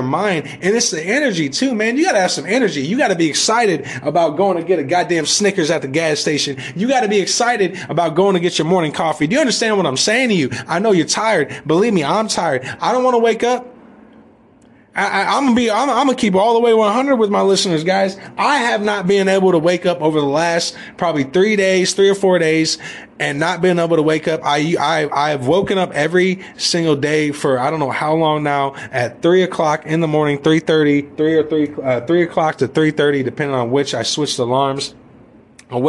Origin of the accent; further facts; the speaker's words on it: United States; We as American people